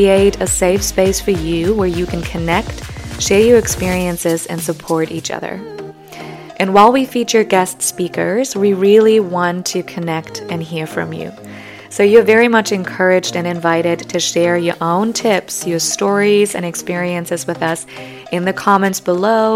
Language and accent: English; Germany; English is a second language; moved away; I'm originally from Germany, so if you detect a hint of an accent or stumble over some of my words, that may be why